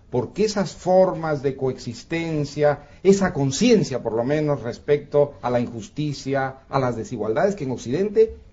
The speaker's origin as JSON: {"language": "Spanish", "country": "Peru", "said": "Yo vengo del Perú, como Octavio viene de México."}